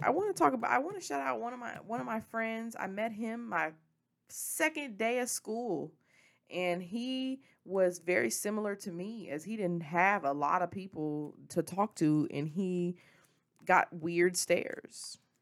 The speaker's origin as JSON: {"language": "English", "town": "Memphis", "region": "Tennessee", "country": "United States", "tie": "born or raised there", "moved": "yes", "said": "I'm from Memphis. Memphis is who, it, the Memphis is where I was raised. It was where I was born"}